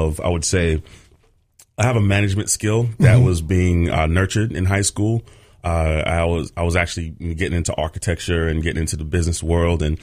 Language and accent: English; New York City, New York, United States; moved away as an adult; now in Bayonne, United States; Born and raised, Brooklyn, New York, Midwood High School